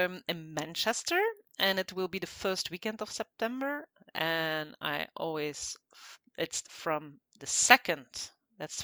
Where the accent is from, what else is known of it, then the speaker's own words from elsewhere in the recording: Belgium; I'm from Belgium